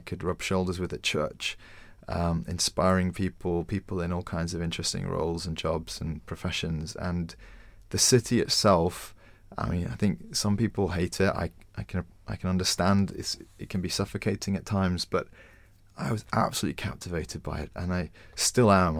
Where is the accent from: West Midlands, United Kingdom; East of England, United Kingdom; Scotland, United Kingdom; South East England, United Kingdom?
South East England, United Kingdom; Winchester; now in London, United Kingdom; I'd grown up in Winchester